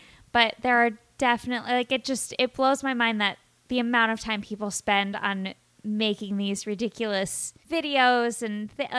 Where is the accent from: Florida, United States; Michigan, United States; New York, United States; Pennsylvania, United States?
New York, United States; New York City; I do have to say there are days where you feel so good being a New Yorker and then days when the city beats you to a pulp.